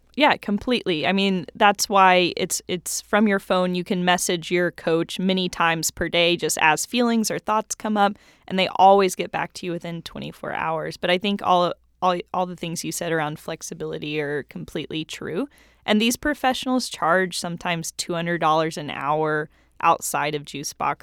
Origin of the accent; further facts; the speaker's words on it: Knoxville, Tennessee, United States; I grew up in Knoxville, Tennessee